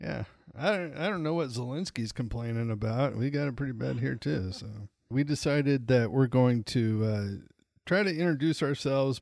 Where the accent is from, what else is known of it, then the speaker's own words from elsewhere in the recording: Montana, United States; I'm originally from Montana